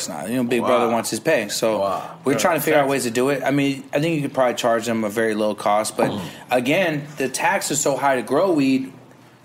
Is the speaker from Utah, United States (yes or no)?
no; Bay Area, California, United States; born or raised there